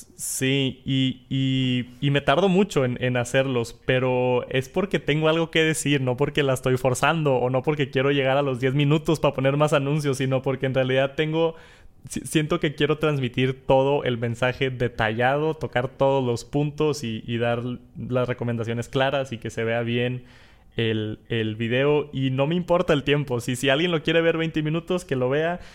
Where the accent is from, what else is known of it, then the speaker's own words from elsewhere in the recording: Monterrey, Nuevo León, Mexico; accent: norteño, regio; Yo tengo el acento norteño, regio, acá del, del norte del país